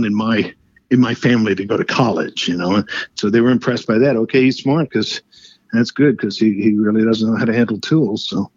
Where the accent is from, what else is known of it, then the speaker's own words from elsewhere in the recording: Paterson, New Jersey, United States; Originally in New Jersey, Paterson, New Jersey